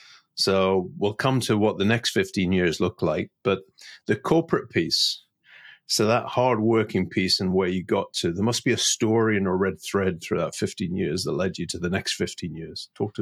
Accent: Newcastle, North East England, United Kingdom; accent: posh Geordie; England, where I was brought up. But I was always described as a posh Geordie because I didn't sound like I came from Newcastle.

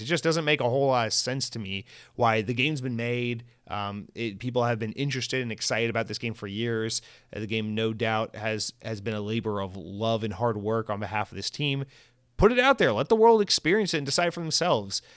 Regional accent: United States; as an American uh, living in a, in a fucking city

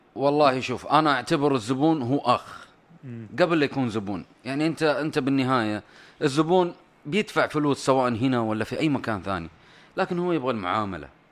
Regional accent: Saudi Arabia; كاداره سعوديه

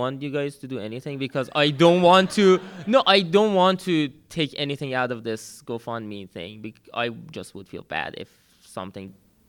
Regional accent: Arizona, United States; Oh, I come from Arizona.

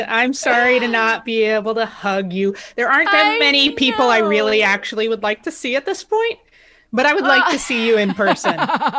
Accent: New York City, New York, United States; I'm a New Yorker.

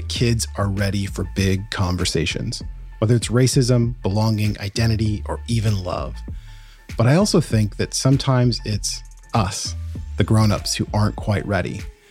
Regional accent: Portland, Oregon, United States; Growing up as a Black kid in the whitest city in America, my hometown, Portland, Oregon

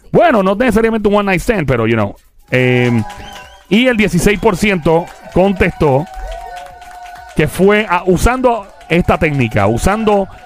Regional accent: Carolina, Puerto Rico; Carolina, nuestro pueblo. Carolina. Yo, soy de Carolina.

